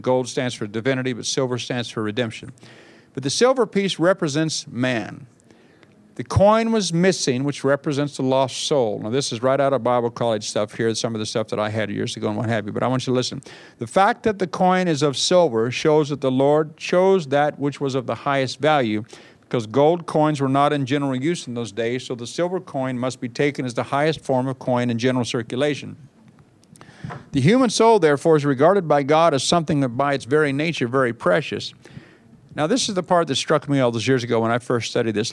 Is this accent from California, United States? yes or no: yes; Bakersfield, California, United States; moved away as an adult; now in England; I went to my hometown of Bakersfield, California